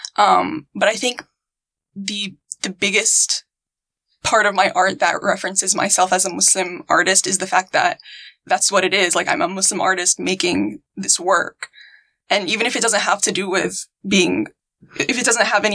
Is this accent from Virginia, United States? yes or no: yes; Virginia, United States; moved away; also born or lived in Houston, Texas; I was born and raised in Virginia